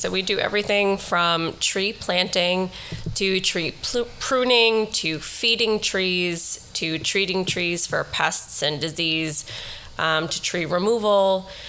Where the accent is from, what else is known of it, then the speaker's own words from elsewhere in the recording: New York City, New York, United States; We grew up in Riverdale. We met in Riverdale. We raised our kids in Riverdale. Our business is in Riverdale.